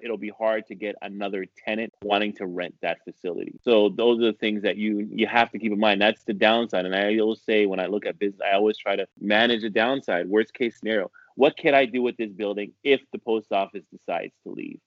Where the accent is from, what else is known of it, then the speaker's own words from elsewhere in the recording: Ottawa, Ontario, Canada; moved away as an adult; now in New York, United States; I've been living in New York since the late 90s, but yes, I'm from Ottawa, Ontario, Canada.